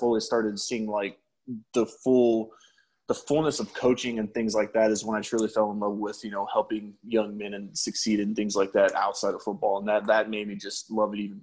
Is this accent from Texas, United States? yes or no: yes; San Antonio, Texas, United States; also born or lived in Colorado Springs, Colorado; I was born and raised in San Antonio.